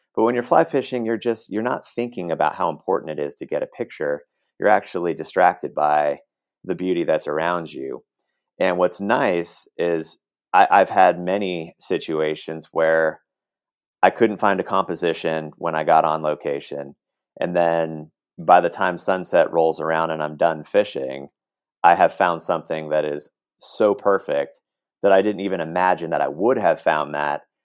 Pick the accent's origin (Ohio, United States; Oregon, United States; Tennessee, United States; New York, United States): Oregon, United States; Portland; now in Los Angeles, United States; grew up in Oregon, in Portland, Oregon